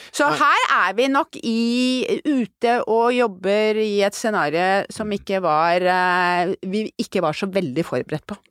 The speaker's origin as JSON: {"language": "Norwegian", "country": "Norway", "said": "som nordmann"}